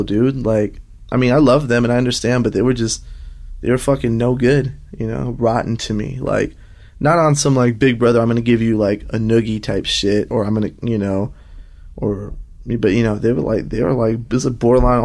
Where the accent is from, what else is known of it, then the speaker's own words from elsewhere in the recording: Los Angeles, California, United States; also born or lived in Riverside County, California; Riverside County, because I was born in East Los Angeles